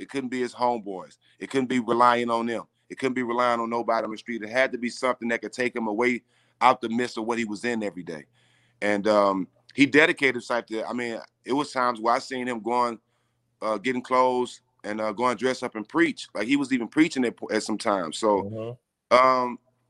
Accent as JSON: {"language": "English", "town": "Port Arthur", "region": "Texas", "country": "United States", "said": "So I'm from Port Arthur, Texas, which is like an hour and a half away"}